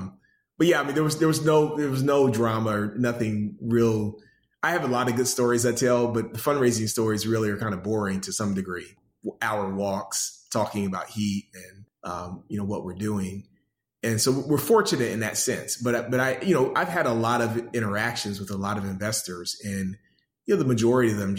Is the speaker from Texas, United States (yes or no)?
no; Pensacola, Florida, United States; also born or lived in Detroit, Michigan; now in Atlanta, United States; I grew up in Pensacola, Florida. Was born in Detroit, but from the first grade up, my mother's hometown is Pensacola